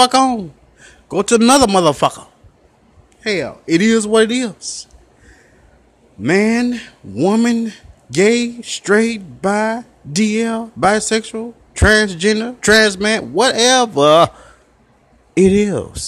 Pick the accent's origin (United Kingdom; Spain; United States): United States; Memphis, Tennessee; I'm from Memphis, Tennessee. North Memphis